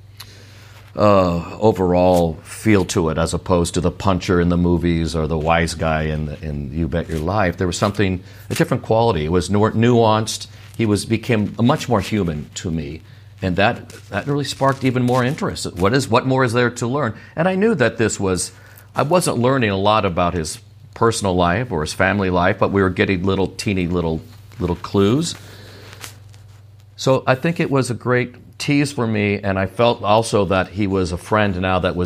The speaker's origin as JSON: {"language": "English", "town": "Sierra Madre", "region": "California", "country": "United States", "tie": "born or raised there", "said": "my local library where I grew up in Sierra Madre"}